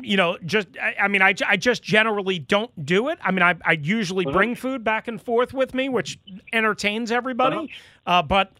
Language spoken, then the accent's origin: English; New York, United States; in 1975, in 1978, in 1980, in 1982, growing up on Long Island, there was nothing but Golden's yellow brown, spicy brown mustard.